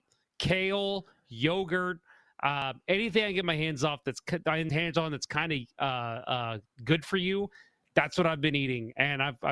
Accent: St. Charles, Missouri, United States; born or raised there

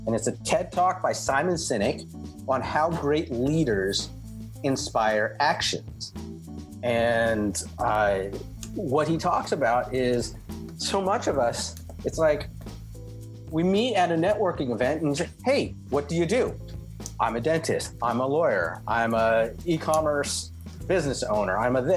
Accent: Oakland, California, United States; I'm from Oakland, California, which is right next to the Pixar studios

